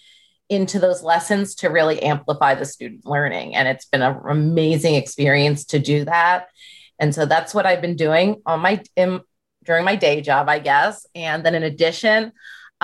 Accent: Northern Virginia, United States; Northern Virginia

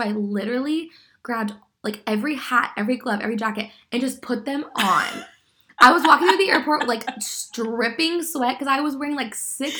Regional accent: Texas, United States; It's like, we are in a whiteout, and we are from Texas, and we literally can't see.

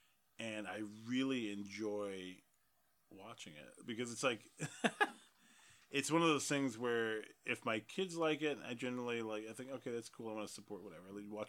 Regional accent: Detroit, Michigan, United States; if you're hearing lots of bangs outside, it's not just because we're from Detroit.

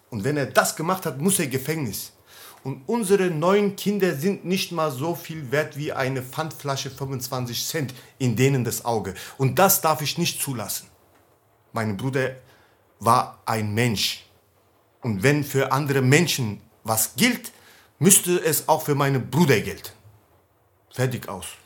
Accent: Turkey; German is a second language; wenn ich als Türke jemanden töte, dann muss ich doch meine Straße, äh, Strafe absitzen.

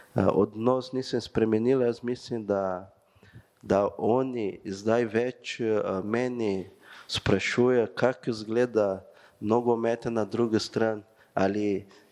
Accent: Brazil; Slovenian is a second language; moved away as an adult; now in Maribor, Slovenia; Jaz sem prišel iz Brazilije

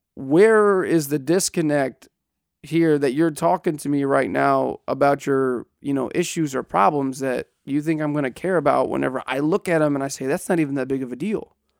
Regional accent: Southeast Missouri, United States; I grew up in Southeast Missouri

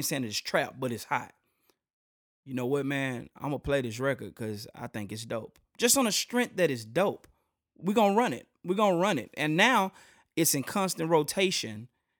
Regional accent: Shreveport, Louisiana, United States; Ever. Yo, man, I'm from Shreveport. You know, that's where I'm from. Or if anything, you can go ahead and, you know, slang it up and say I'm from Port City.

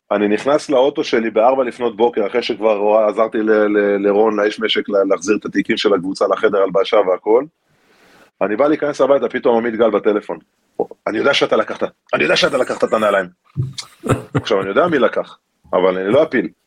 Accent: Galilee, Israel; אני לא חושב שיש לזה קשר אה, דווקא ל... אתה יודע, לזה שגדלתי בגליל. גדלתי בסביבה מאוד מאוד תחרותית ומאוד ספורטיבית.

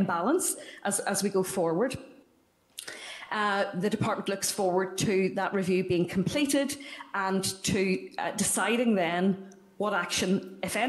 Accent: Derry, Northern Ireland, United Kingdom; I'm from Derry and I do talk fast

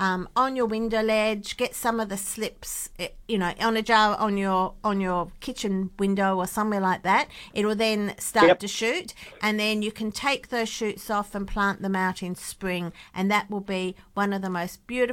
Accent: Hamilton Hill, Western Australia, Australia; I grew up in Hamilton Hill. So I love the area.

